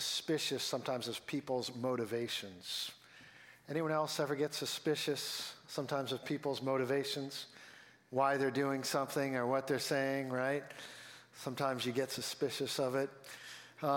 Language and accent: English; Billerica, Massachusetts, United States; I grew up in Billerica, and so this is my home area